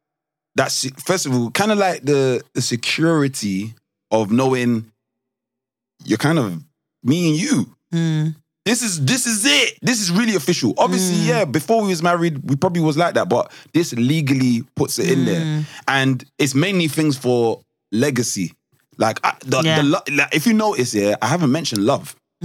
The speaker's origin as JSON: {"language": "English", "country": "Nigeria", "said": "Because I'm Nigerian, my head is always, I just know."}